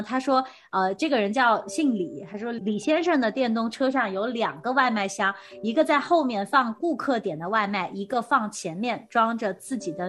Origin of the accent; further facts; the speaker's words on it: China; 好像是我们从就是从国内来的，就是那边都很讲究这种快递的服务啊